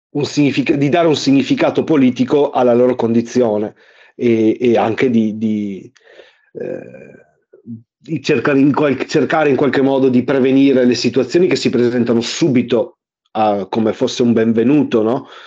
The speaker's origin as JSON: {"language": "Italian", "town": "Verona", "region": "Veneto", "country": "Italy", "tie": "born or raised there", "said": "col gruppo scout del quartiere dove vivono i miei genitori, nel quale io sono cresciuto a Verona"}